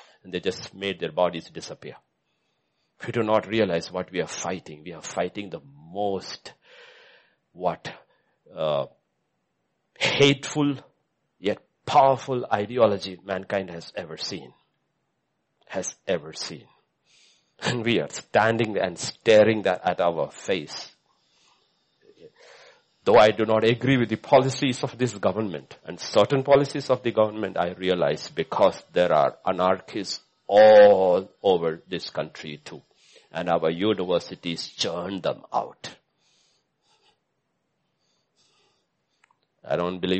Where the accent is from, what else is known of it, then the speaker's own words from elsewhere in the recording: India; as an Indian